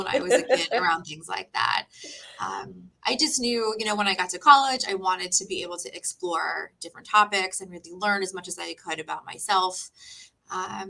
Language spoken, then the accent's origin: English; Parkland, Florida, United States; also born or lived in Wellington, Florida; I grew up here in South Florida. So I pretty much grew up in Parkland and I live in Wellington now.